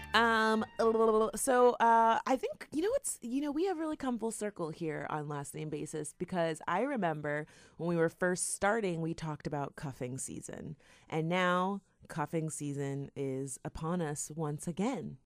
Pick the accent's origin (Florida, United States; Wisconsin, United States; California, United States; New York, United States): Florida, United States; South; we're from South Florida